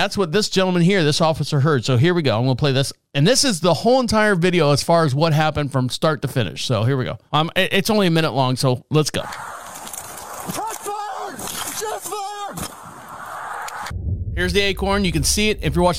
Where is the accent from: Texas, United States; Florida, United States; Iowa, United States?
Florida, United States; I'm from Florida